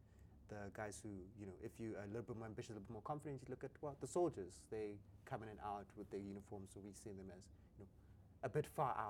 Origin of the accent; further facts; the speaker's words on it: Johannesburg, Gauteng, South Africa; I'm a child from Alex